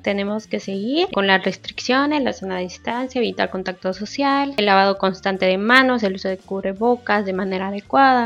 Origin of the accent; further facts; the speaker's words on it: Mexico; lo que somos los mexicanos